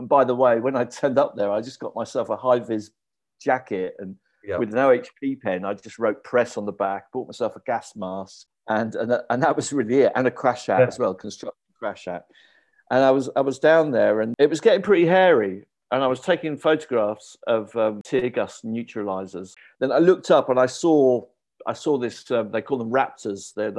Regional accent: United Kingdom; You could feel at home as a British person.

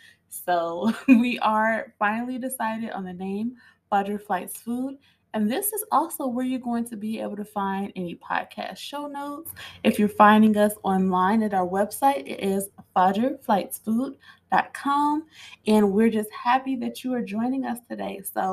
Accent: East St. Louis, Illinois, United States; moved away; also born or lived in Chickalah, Mississippi (family roots); Metro St. Louis is where I'm from. Specifically, I am from East St. Louis, okay? East St. Louis is not a part of Missouri like St. Louis is. Now, East St. Louis is on the other side of the Mississippi River, still in Illinois

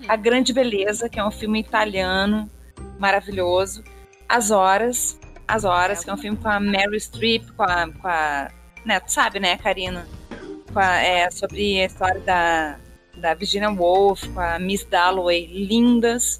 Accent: Porto Alegre, Rio Grande do Sul, Brazil; now in Rio de Janeiro, Brazil; eu sou de Porto Alegre, mas moro no Rio de Janeiro

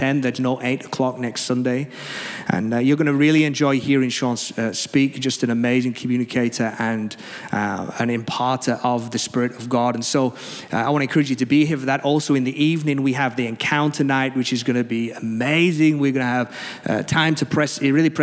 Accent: England, United Kingdom; quite a formal church, being English, quite refined and reserved.

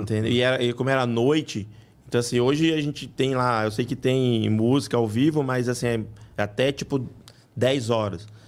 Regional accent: Rio de Janeiro, Brazil; moved away as an adult; also born or lived in Bahia; now in São Paulo, Brazil; eu sou baiano. É, eu fui criado no Rio, mas moro aqui já desde 2000

